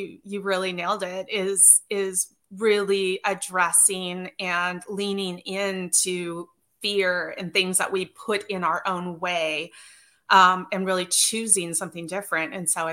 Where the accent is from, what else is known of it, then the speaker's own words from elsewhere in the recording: Northern Idaho, United States; I grew up in Northern Idaho